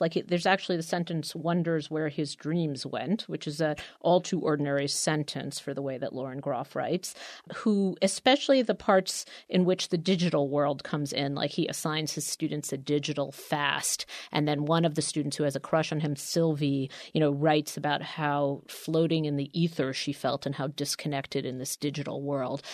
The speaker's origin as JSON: {"language": "English", "town": "New York City", "region": "New York", "country": "United States", "tie": "born or raised there", "said": "I grew up in Queens"}